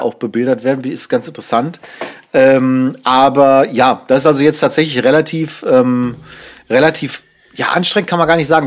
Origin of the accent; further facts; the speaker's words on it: Germany; als Deutsche